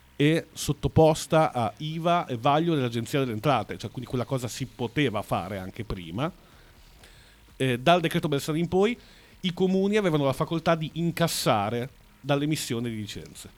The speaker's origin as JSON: {"language": "Italian", "town": "Bologna", "region": "Emilia-Romagna", "country": "Italy", "said": "Sono della Pescarola, che è ancora dopo."}